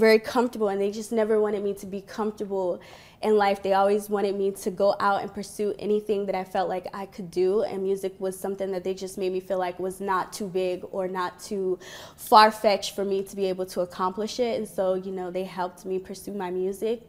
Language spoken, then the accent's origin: English; Florida, United States; also born or lived in Virginia; Florida because that's pretty much where I grew up